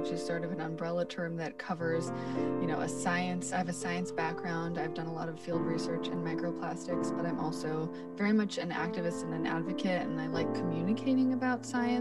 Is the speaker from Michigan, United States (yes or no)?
no; New York City, New York, United States; I'm born and raised in Brooklyn